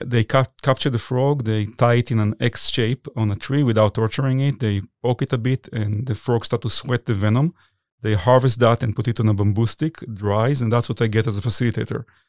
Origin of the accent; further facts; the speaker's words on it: Israel; moved away as an adult; also born or lived in New York City, United States; now in United States; I was born in Israel, but I moved here in nineteen ninety-nine